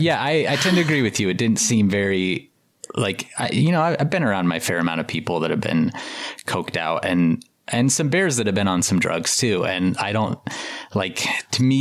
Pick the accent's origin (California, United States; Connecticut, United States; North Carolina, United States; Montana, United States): Montana, United States; I grew up in Montana. I've been a bear biologist for over 10 years now